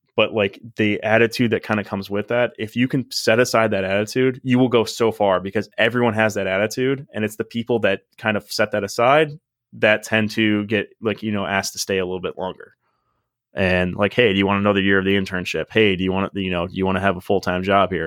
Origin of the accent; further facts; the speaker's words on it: Medina, Ohio, United States; moved away as an adult; now in Miami, United States; I grew up at Medina, and it was one of those, like, I liked Medina, I liked living in Medina, like, I liked my hometown